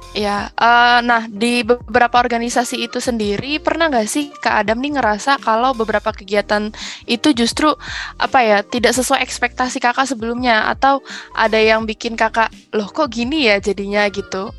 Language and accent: Indonesian; Bekasi, West Java, Indonesia; aku dari Bekasi